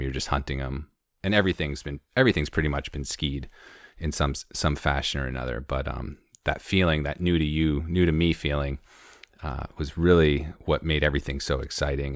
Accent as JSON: {"language": "English", "town": "Conway", "region": "New Hampshire", "country": "United States", "tie": "born or raised there", "also_born_or_lived": "Maine / San Diego / Baja / Madison, New Hampshire", "said": "I grew up in Conway"}